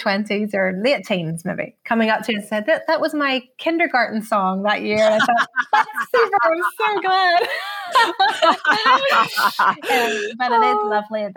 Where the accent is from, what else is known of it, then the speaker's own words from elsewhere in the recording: Belfast, Northern Ireland, United Kingdom; moved away; as a kid growing up in Northern Ireland, my mum would have always told us that story